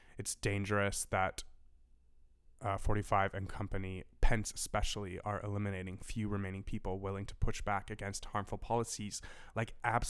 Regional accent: Canada; I'm so Canadian.

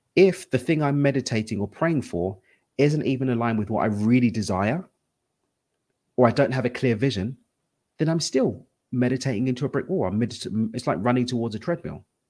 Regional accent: London, United Kingdom; now in Cabo San Lucas, Mexico; I'm from East London. That's where the accent's from, but I live in Cabo

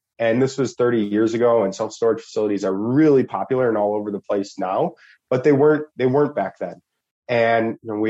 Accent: Milwaukee, Wisconsin, United States; also born or lived in Germany; I grew up in Milwaukee

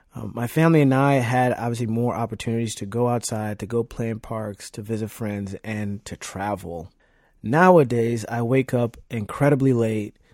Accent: Nairobi, Kenya; also born or lived in Virginia; now in Leesburg, United States; I was born and raised in Nairobi, Kenya, and immigrated to Virginia with my family in two thousand one

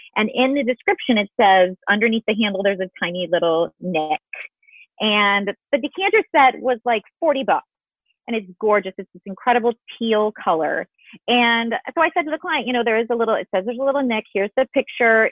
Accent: Illinois, United States; I grew up in Illinois

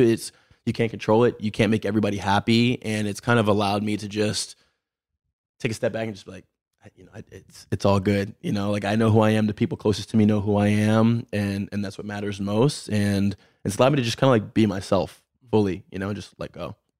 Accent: Baltimore, Maryland, United States; Born and raised in Baltimore

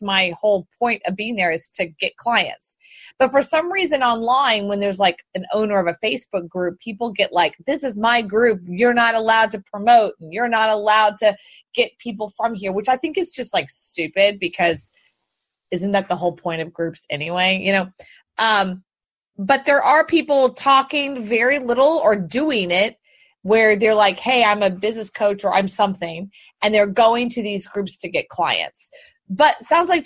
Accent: Houston, Texas, United States; I grew up in Houston, born and raised

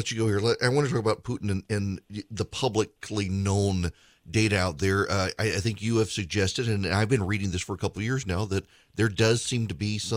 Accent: Dubai, United Arab Emirates; I grew up in Dubai. We've always had a great relationship with them.

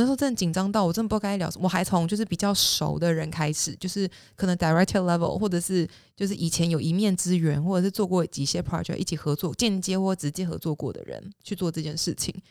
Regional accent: Taiwan; moved away as an adult; also born or lived in Singapore; now in United States; 我是一个土生土长在亚洲长大的人

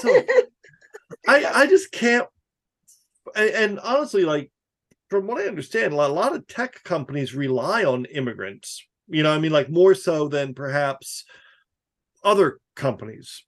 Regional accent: New Jersey, United States; I grew up in New Jersey in like the woods. Like it was a real rural community.

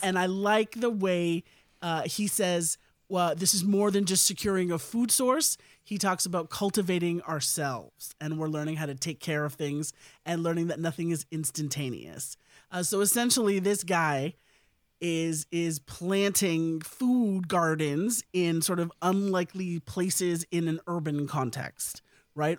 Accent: India; as an Indian person myself

